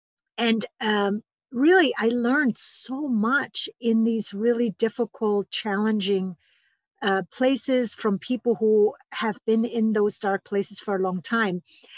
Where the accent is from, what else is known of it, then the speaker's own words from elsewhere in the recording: Germany; English is a second language; moved away as an adult; now in Boulder, United States; So I came 23 years ago from Germany to study with the pioneers in somatic psychology, and that brought me all the way to Boulder, Colorado.